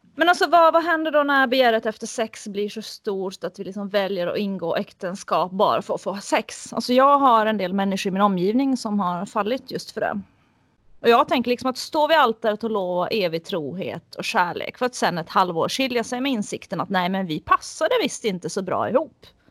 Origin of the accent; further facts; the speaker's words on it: Finland; jag är finlandssvensk